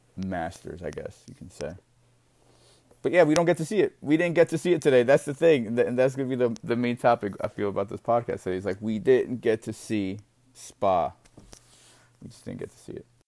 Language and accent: English; United States; as an American